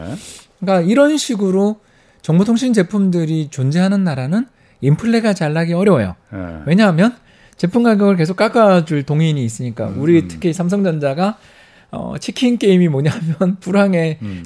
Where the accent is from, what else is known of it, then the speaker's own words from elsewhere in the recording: South Korea; now in Seoul, South Korea; 지리산 근처에 있는 산골에 제가 출신이에요.